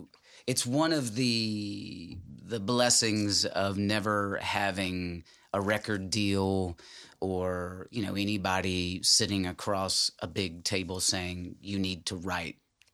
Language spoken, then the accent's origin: English; Jackson, Tennessee, United States; I was born in Jackson, Tennessee, in West Tennessee.